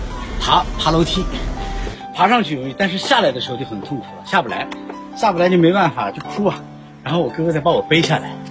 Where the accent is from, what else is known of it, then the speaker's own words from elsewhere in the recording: Nanjing, Jiangsu, China; 我小时候啊，在这个南京的城东生长。